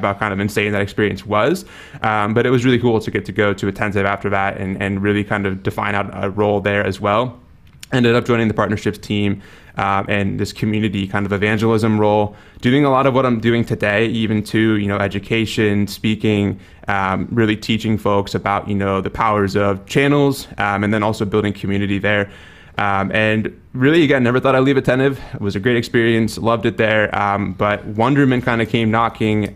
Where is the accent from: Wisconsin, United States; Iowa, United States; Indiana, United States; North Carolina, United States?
Wisconsin, United States; moved away as an adult; now in San Diego, United States; I grew up in Wisconsin, so very cold, very opposite kind of climate